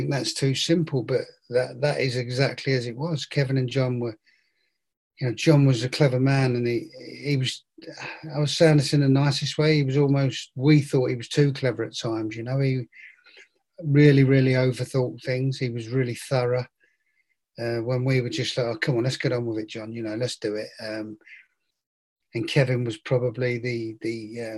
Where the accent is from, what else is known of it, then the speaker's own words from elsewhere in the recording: London, United Kingdom; moved away as an adult; also born or lived in Barnsley / Blackpool / Plymouth / Chesterfield; I'm north from London, but yeah, I did. I left there when I was, was I 18, 19, and I went to Barnsley